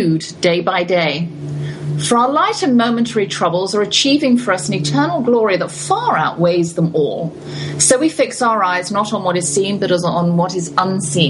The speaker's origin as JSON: {"language": "English", "region": "London", "country": "United Kingdom", "tie": "born or raised there", "moved": "yes", "said": "We grew up in London together as children."}